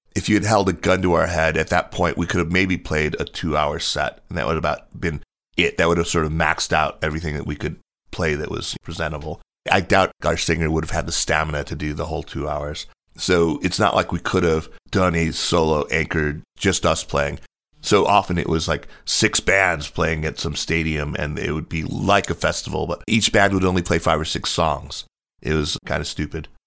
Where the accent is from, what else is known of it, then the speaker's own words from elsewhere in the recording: United States; moved away as an adult; also born or lived in Beijing, China; I was born in the States and, you know, I grew up just, uh, kinda standard learning piano and violin and all that stuff.